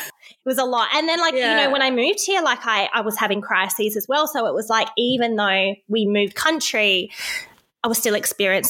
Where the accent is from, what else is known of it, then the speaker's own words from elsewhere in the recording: Brixton, London, United Kingdom; so I grew up in Brixton at a very kind of rough time.